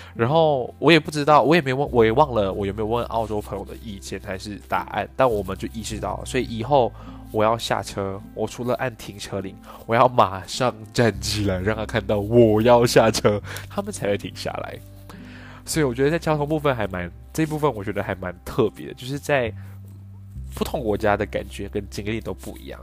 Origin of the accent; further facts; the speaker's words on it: Malaysia; moved away as an adult; also born or lived in Taipei, Taiwan / Australia; 我是来自马来西亚